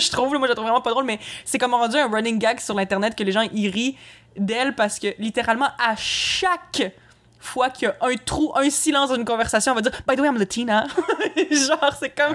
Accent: Quebec City, Quebec, Canada; je suis née à Québec j'ai grandi là

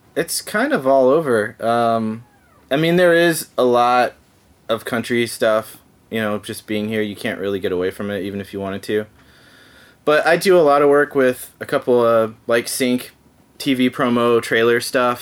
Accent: Dallas, Texas, United States; moved away as an adult; also born or lived in Los Angeles, California; now in Nashville, United States; I grew up in Dallas Fort Worth in Texas

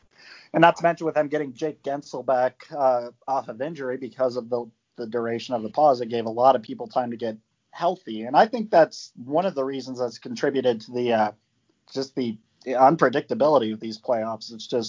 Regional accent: Cape May, New Jersey, United States; I grew up in Cape May. That's literally like the next town over from where I used to live.

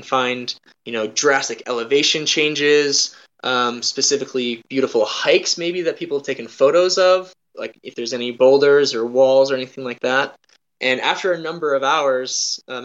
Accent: North Dakota, United States; moved away; I moved away from North Dakota

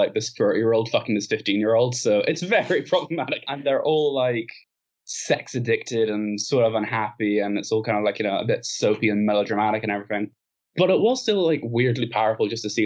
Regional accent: Ireland; we're Irish.

